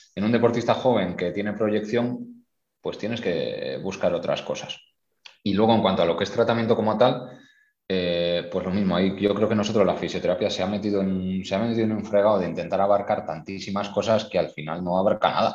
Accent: Spain; moved away as an adult; now in Qatar; como español

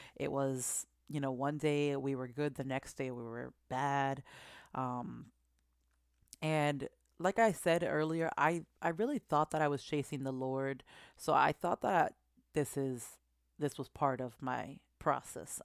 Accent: Massachusetts, United States; now in New Jersey, United States; I was born here in Jersey, and I currently reside in Jersey, but I was raised in Massachusetts.

